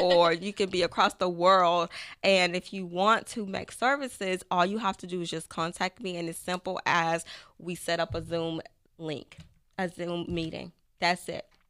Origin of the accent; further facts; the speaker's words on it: Tyler, Texas, United States; I am from Tyler, Texas